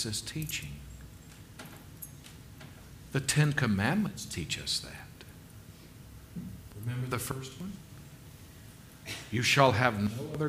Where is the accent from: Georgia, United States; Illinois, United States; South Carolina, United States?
South Carolina, United States; growing up in South Carolina